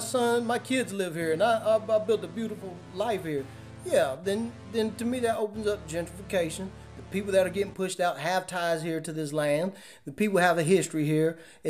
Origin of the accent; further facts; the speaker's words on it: North Carolina, United States; I'm from North Carolina